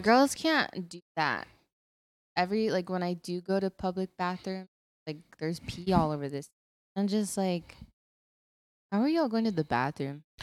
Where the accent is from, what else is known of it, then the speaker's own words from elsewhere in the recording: Texas, United States; I'm from Texas.